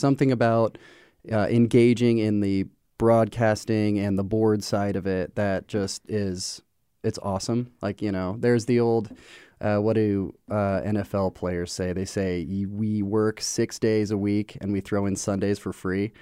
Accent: Omaha, Nebraska, United States; moved away as an adult; also born or lived in Western Massachusetts; now in Cedar Falls, United States; born and raised in Omaha.

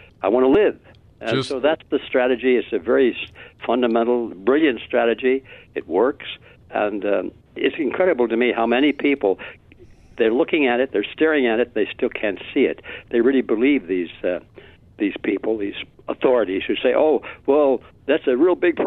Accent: Detroit, Michigan, United States; Detroit. It wasn't the best part of town, but at least we had a roof

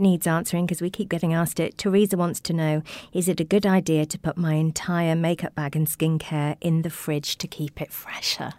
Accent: Welsh, Wales, United Kingdom; because I'm Welsh

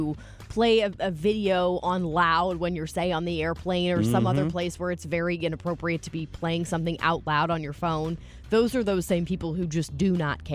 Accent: St. Louis, Missouri, United States; I'm from St. Louis

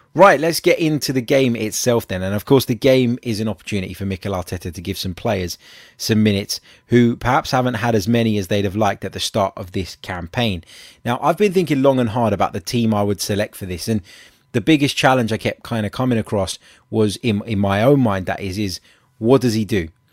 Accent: London, United Kingdom; I was born in South London

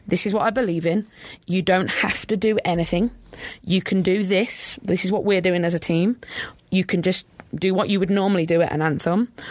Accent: England, United Kingdom; moved away; growing up in England

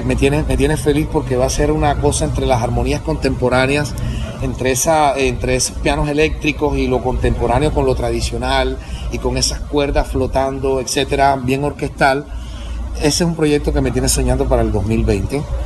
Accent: Cartagena, Bolívar, Colombia; yo soy cartagenero

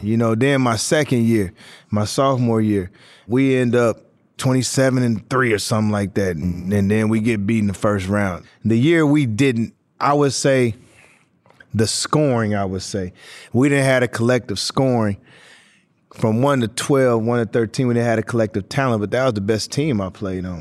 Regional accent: Portland, Oregon, United States; moved away; me growing up in Portland

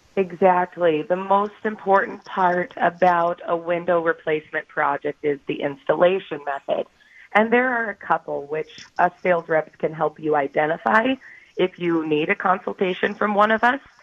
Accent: western Nebraska, United States; now in Wisconsin, United States; I grew up in western Nebraska, so I stayed in the Midwest because Wisconsin felt comfortable for me

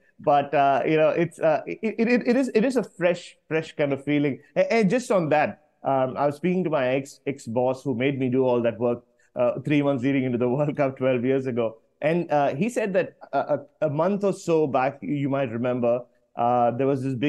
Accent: Mumbai, Maharashtra, India; also born or lived in Chennai; my ancestral home, of course, I'm from Bombay.

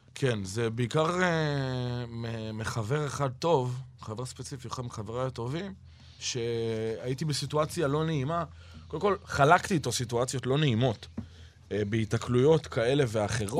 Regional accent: Israel; אנחנו ישראלים אחרי הכל

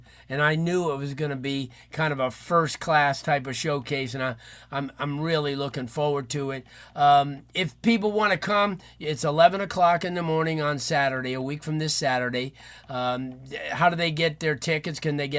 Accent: North Miami Beach, Florida, United States; we grew up in North Miami Beach

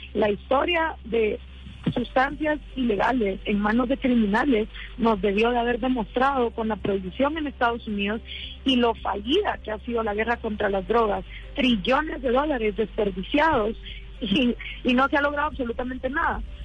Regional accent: Guatemala; después de 10 años de estar haciendo activismo en mi país, programas de radio

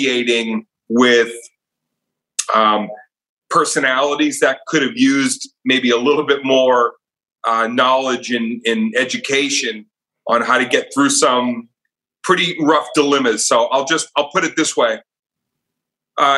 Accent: outside of Boston, Massachusetts, United States; I grew up outside of Boston.

